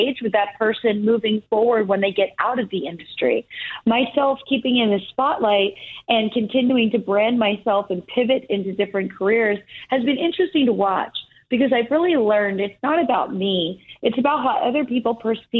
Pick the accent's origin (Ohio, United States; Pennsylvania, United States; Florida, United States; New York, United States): Pennsylvania, United States; Easton; moved away as an adult; also born or lived in California; I grew up in Easton, Pennsylvania. I went to Easton High School